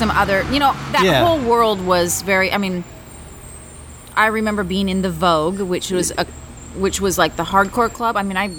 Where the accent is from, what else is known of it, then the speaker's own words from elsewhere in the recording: Washington, United States; now in Los Angeles, United States; I grew up in Washington State.